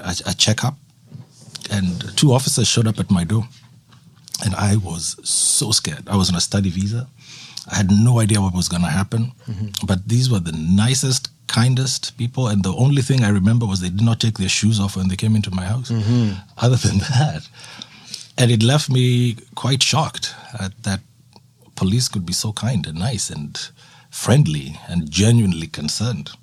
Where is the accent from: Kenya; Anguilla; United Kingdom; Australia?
Kenya; moved away as an adult; also born or lived in Nairobi / Halifax, Canada; now in Esquimalt, Canada; growing up in Kenya